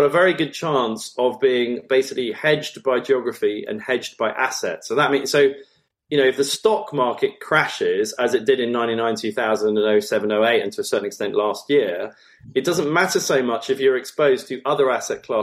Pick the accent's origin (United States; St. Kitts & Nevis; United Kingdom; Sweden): United Kingdom; as British nationals